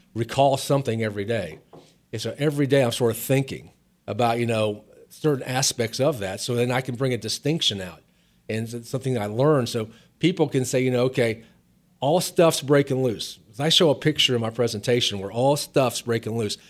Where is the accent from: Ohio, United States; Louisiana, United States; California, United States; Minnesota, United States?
Ohio, United States; outside of Cincinnati; moved away; also born or lived in Virginia; I grew up outside of Cincinnati, Ohio, a small town.